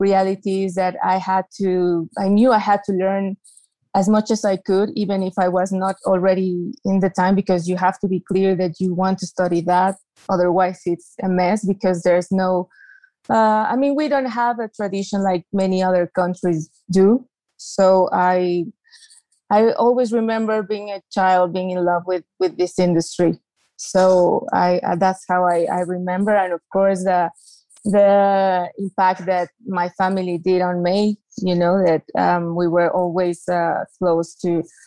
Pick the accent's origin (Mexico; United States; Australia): Mexico; Mexico City; I was born and raised in Mexico City.